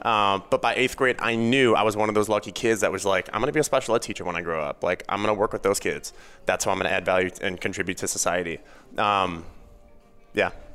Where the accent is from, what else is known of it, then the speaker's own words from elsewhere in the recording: Chicago suburbs, Illinois, United States; I grew up in the Chicago suburbs.